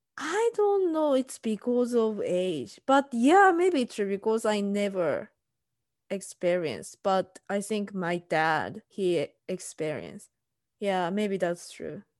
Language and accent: English; Tokyo, Japan; English is a second language; moved away as an adult; now in United States; I'm from Tokyo